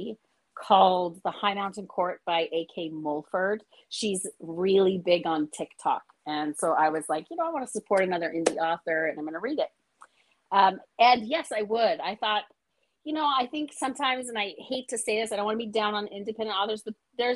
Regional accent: Hawaii, United States; I live in Hawaii and I'm from Hawaii.

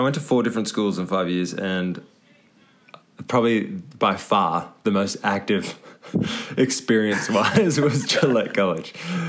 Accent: Nowra, New South Wales, Australia; now in New Zealand; I was born in a small town called Nowra, New South Wales.

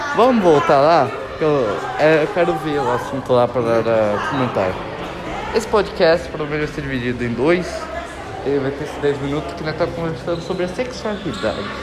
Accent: Brazil; Eu nasci no Brasil

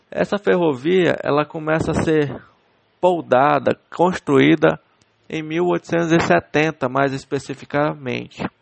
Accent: Castanhal, Pará, Brazil; o município onde nasci e estou morando, que é o município de Castanhal.

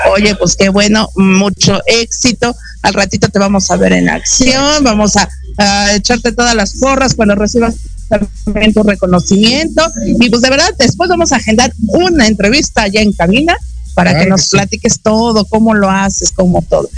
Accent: Mexico; nos identifica como mexicanos

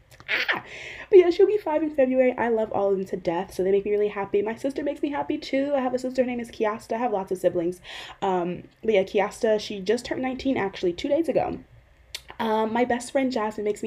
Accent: Euclid, Ohio, United States; also born or lived in Cleveland, Ohio; My hometown is Cleveland, Ohio. I primarily grew up in a inner ring suburb of Cleveland called Euclid.

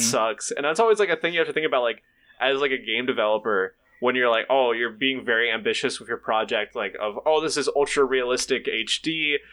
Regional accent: Tennessee, United States; now in Ohio, United States; I'm originally from Tennessee

